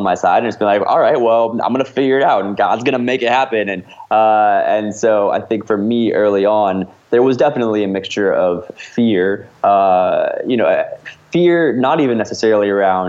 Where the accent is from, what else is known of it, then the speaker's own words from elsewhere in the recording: Midwest, United States; now in Los Angeles, United States; I grew up in the Midwest, did a lot of professional theater, you know, joined the Actors Equity Union as a young person.